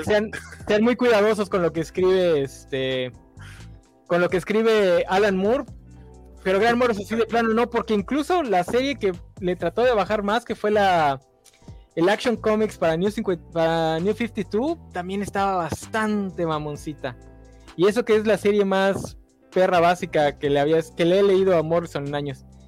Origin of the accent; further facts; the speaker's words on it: Campeche, Mexico; soy de Campeche